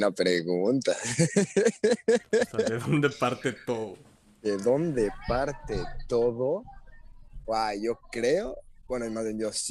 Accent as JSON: {"language": "Spanish", "country": "Mexico", "said": "Y ah, bueno, aquí somos mexicanos, pero no, tú eres gringo, tú eres chino."}